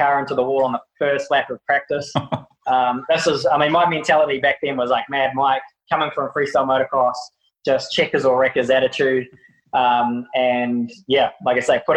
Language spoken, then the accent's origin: English; New Zealand; Being just a Kiwi, no brothers, no sisters, growing up with my mum